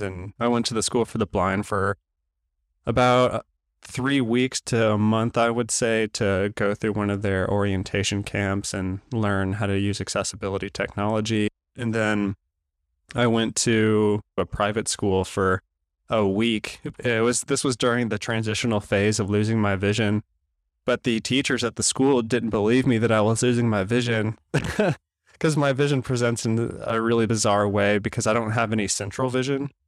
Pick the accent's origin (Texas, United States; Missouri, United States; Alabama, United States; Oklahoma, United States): Oklahoma, United States; Tulsa; we were crossing a main street in Tulsa back in my hometown